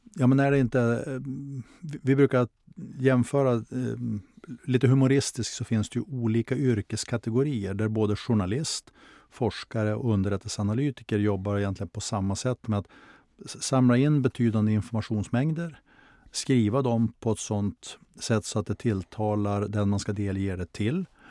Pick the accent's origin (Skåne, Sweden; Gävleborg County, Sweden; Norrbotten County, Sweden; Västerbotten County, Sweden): Västerbotten County, Sweden; Skellefteå; stadsdelen där jag växte upp i Skellefteå